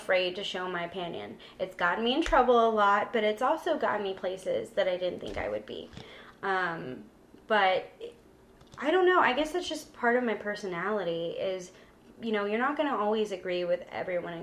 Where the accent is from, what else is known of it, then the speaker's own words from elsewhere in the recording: San Antonio, Texas, United States; moved away as an adult; also born or lived in Corpus Christi, Texas; I'm from San Antonio, but I grew up going to Corpus